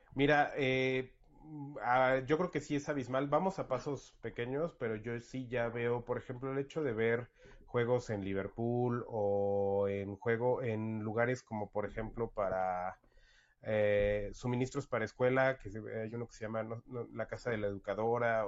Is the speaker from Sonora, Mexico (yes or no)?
no; Toluca, State of Mexico, Mexico; now in Querétaro, Mexico; yo soy originario de Toluca